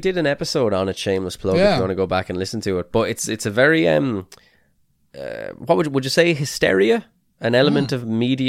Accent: Midlothian, Texas, United States; I grew up in Midlothian, Texas, a small town about 30 miles south of Dallas. When I graduated in 1991, the population of Midlothian was about 5,000.

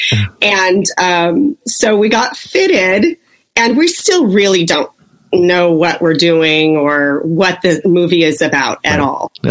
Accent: Las Vegas, Nevada, United States; born there; I was born in Las Vegas

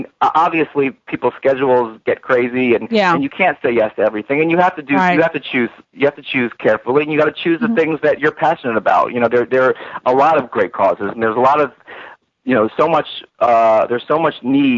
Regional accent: New York, United States; New York is my hometown

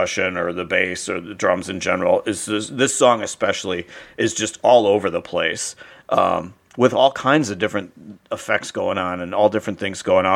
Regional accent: Hollywood, Florida, United States; I grew up in Hollywood, Florida

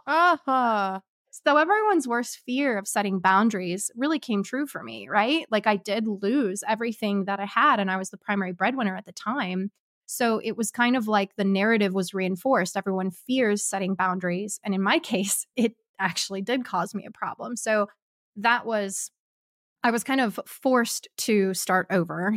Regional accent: Kansas, United States; moved away as an adult; also born or lived in Ohio / Arkansas; I'm originally from Kansas, moved my life first to Michigan, or, I mean, Ohio

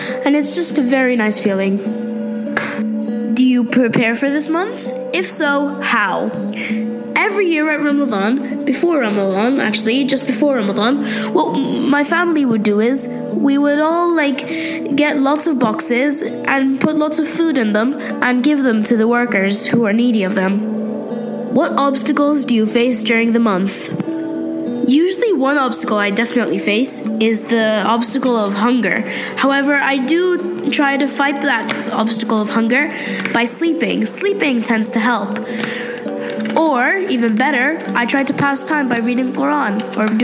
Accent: Pakistan; I'm from Pakistan.

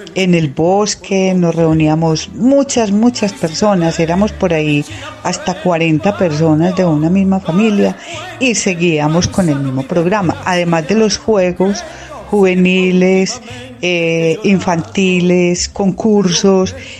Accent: Sonsón, Antioquia, Colombia; yo soy de Sonsón, eh, con una familia muy numerosa

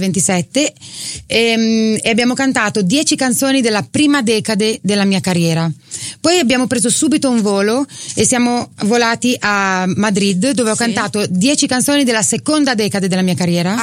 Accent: Emilia-Romagna, Italy; accent: Romagnolo

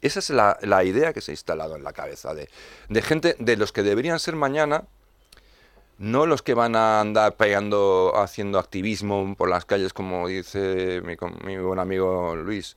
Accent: Madrid, Community of Madrid, Spain; como madrileño los comprendo

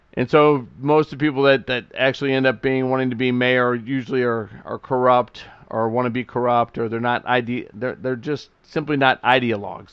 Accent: United States; we as the American people

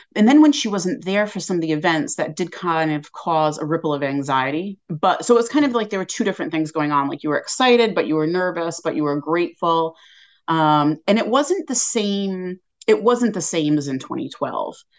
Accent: Westport, Massachusetts, United States; moved away as an adult; also born or lived in England; from about twenty minutes away in Westport, Mass

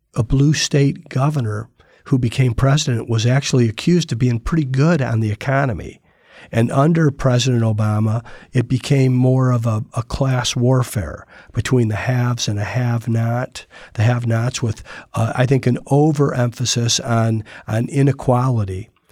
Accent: Toledo, Ohio, United States; moved away as an adult; I grew up in Toledo, Ohio, and lived there till I was eighteen

